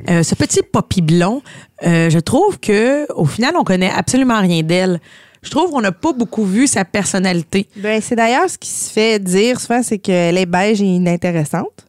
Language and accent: French; Brossard, Quebec, Canada; Non, mais moi, je viens de Brossard!